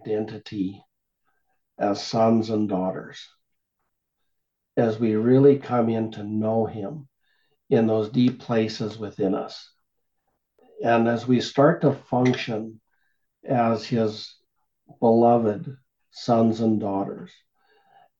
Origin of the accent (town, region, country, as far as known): Canada